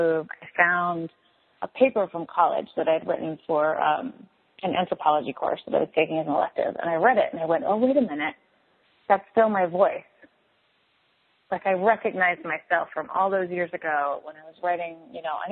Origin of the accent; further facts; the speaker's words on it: Eastern Canada, Canada; moved away; I'm from Eastern Canada